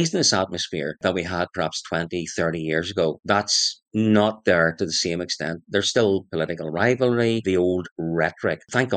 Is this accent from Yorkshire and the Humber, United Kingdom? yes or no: no; Lurgan, Northern Ireland, United Kingdom; Lurgan and County Armagh. That's my hometown.